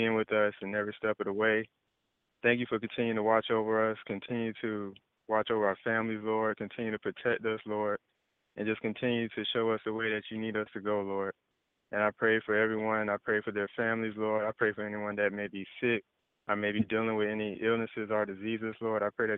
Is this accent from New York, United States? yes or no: no; Jacksonville, Florida, United States; I've been born and raised in Jacksonville, Florida.